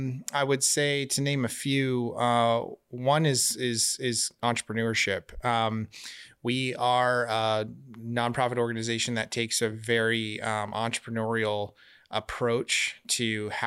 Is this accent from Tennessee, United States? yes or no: no; Glendale, Arizona, United States; I'm Arizona born and raised in West Valley, Glendale kid, went to high school downtown Phoenix and moved to where we're at now in Tempe 15, 16 years ago.